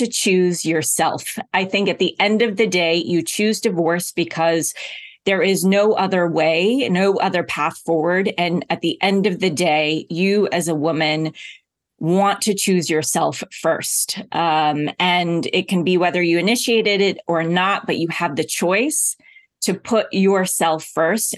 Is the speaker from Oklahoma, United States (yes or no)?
yes; Oklahoma, United States; I grew up in Oklahoma.